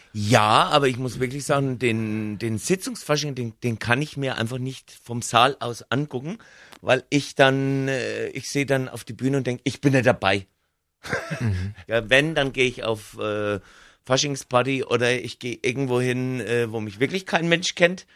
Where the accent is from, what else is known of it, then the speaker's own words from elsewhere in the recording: Lower Franconia, Bavaria, Germany; accent: Franconian; ich komme ja aus Unterfranken